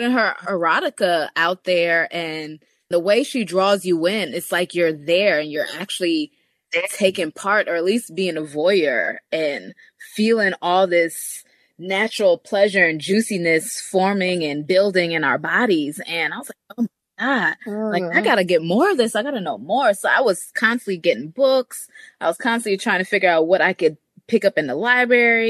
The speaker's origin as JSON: {"language": "English", "country": "Jamaica", "tie": "born or raised there", "said": "I'm Jamaican. I was born in Jamaica"}